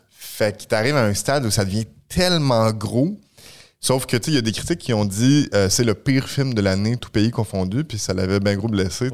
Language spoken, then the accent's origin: French; Saint-Jérôme, Quebec, Canada; Saint-Jérôme, mon patelin